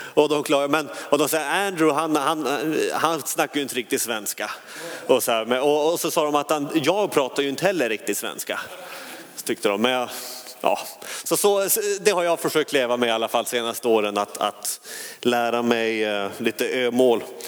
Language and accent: Swedish; Skellefteå, Västerbotten County, Sweden; now in Hönö, Sweden; Skellefteå kom jag från